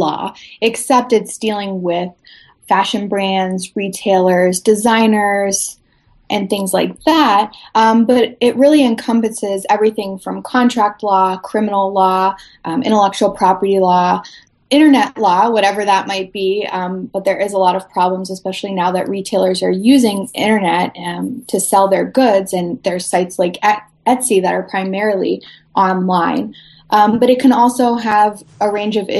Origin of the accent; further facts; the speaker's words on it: Youngstown, Ohio, United States; I'm from Youngstown, Ohio